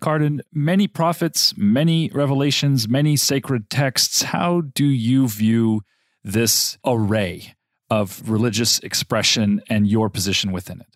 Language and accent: English; Loma Linda, California, United States; I was born in Loma Linda, California, and raised in the Seventh-day Adventist Church community